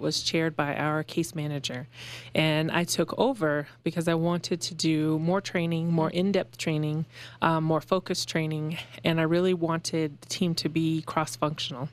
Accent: Aurora, Colorado, United States; moved away as an adult; also born or lived in Western Illinois; I am from Colorado

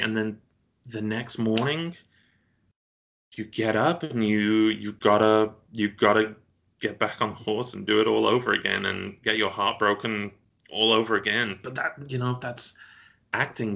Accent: United Kingdom; moved away; you're a Brit living abroad

